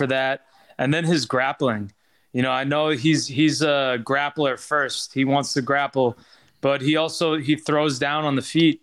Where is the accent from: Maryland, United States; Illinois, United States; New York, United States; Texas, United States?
New York, United States; Long Island; I'm a New Yorker. I got that Long Island blood pumping through me